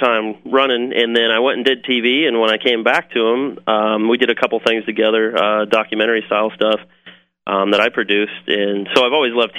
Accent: Kansas, United States; moved away; also born or lived in Manteno, Illinois; I'm from Kansas originally

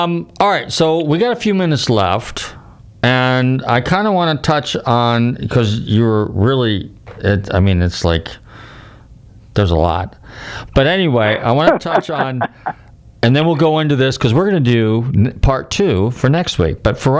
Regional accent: Northern California, United States; I grew up in Northern California, too.

